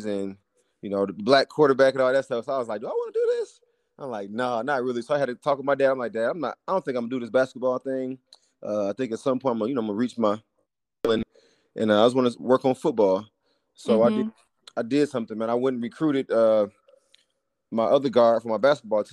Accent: Flint, Michigan, United States; moved away as an adult; also born or lived in Kansas City / Dallas; I grew up in Flint, Michigan, playing basketball

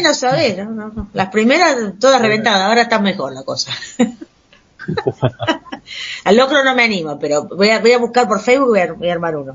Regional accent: Argentina; yo soy argentino

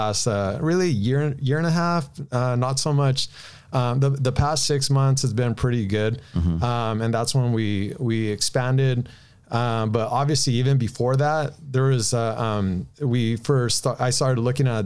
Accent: Downey, California, United States; I grew up in, Downey for the most part

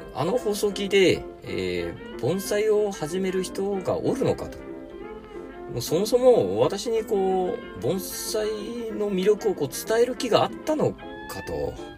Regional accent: Satsumasendai, Kagoshima, Japan; 私の地元でもですね、毎年9月にですね、秋分の日の前日に、日本一の大綱引きが行

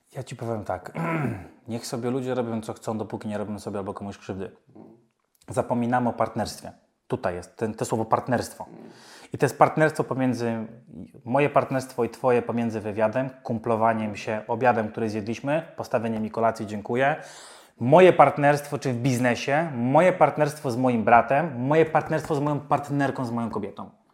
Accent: Poland; moved away as an adult; now in United Kingdom; jestem nauczony jako Polak z krwi i kości, bo mogę mieszkać w UK 100 lat, ja zawsze będę y, Polakiem

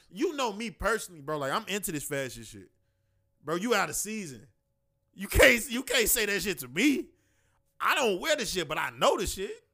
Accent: Chicago, Illinois, United States; we from Chicago

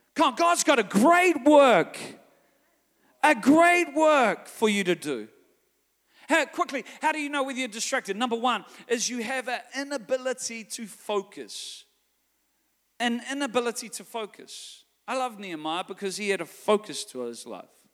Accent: New Zealand; I'm from New Zealand

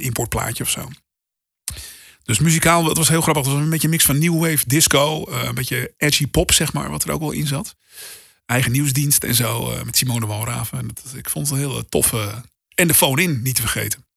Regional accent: Hoorn, North Holland, Netherlands; wij verhuisden toen ik een jaar of tien was naar Horen. Dus 30 eh, kilometer boven Amsterdam.

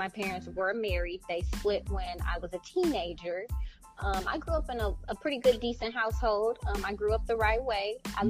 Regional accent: East St. Louis, Illinois, United States; I'm from Illinois. I'm from East St. Louis, if you really want to be technical. What town? I am 29 years old.

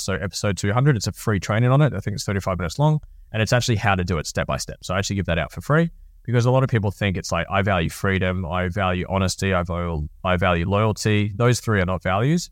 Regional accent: Norfolk Island; moved away; I come from Norfolk Island

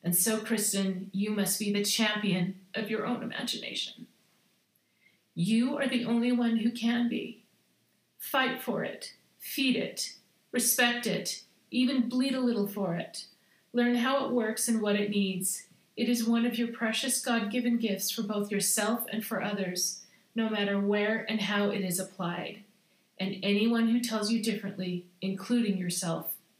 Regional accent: Salt Lake City, Utah, United States; I grew up in Salt Lake City, Utah, at the foot of Mount Olympus

